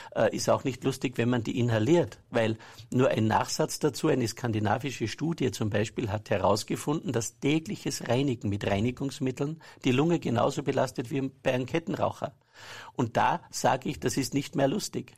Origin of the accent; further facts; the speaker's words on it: Saalbach-Hinterglemm, Salzburg, Austria; Ich bin aus Salbach-Hinterglemm. Ja und bin dort am Berg aufgewachsen